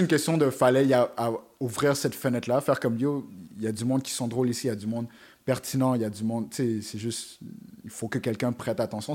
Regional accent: Montreal, Quebec, Canada; je venais du Canada, je disais, je viens de Montréal

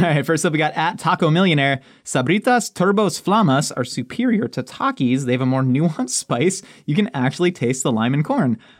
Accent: Texas, United States

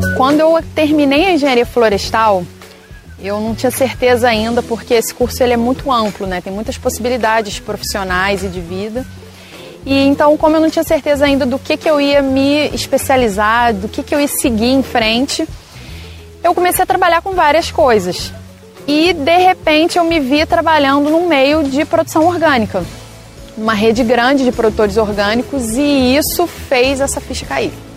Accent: Brazil; moved away as an adult; eu estava trabalhando em vários lugares do Brasil, morei em diversos lugares e me vi voltando para cá. Para onde eu nasci, para onde estava minha família

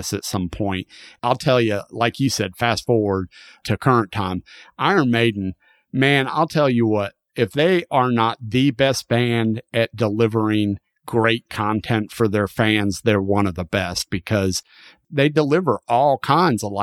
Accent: the South, United States; I grew up in the South

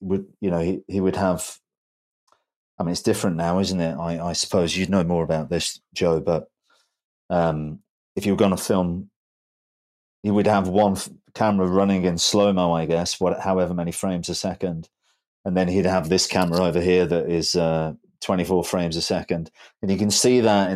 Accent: Birmingham, West Midlands, United Kingdom; not far from where I live because I'm from Birmingham

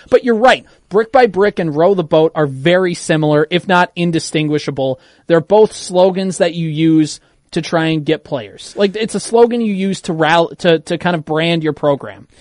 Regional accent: Midwest, United States; we're from the Midwest

